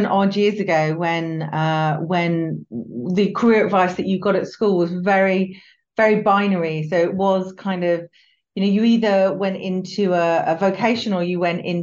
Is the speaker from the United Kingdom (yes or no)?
yes; United Kingdom; also born or lived in London; I grew up just outside of London